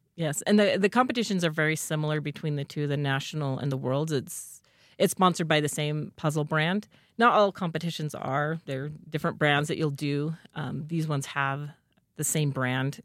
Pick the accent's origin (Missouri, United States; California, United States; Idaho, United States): Idaho, United States; Rexburg; moved away as an adult; I also grew up in Rexburg, um, and moved away for several years, but I'm back in town